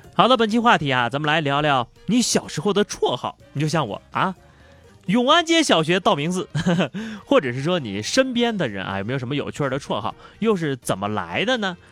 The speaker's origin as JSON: {"language": "Chinese", "area": "the North", "region": "northern China", "country": "China", "said": "因为我们北方人买水果都是成箱成袋的买，买蔬菜呀都是成堆的买，买猪肉都是成扇儿的买"}